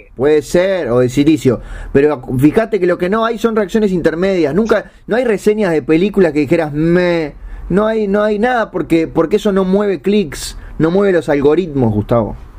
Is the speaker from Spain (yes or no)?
no; Uruguay; yo soy uruguayo